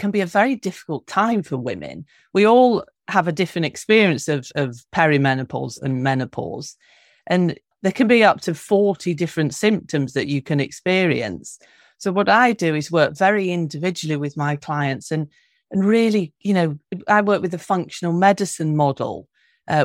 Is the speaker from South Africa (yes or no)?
no; London, United Kingdom; I'm originally from London, from the UK